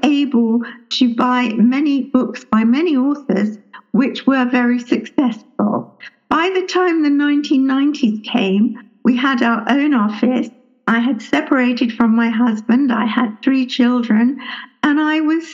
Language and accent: English; England, United Kingdom; also born or lived in London; I grew up in England. I was born in London.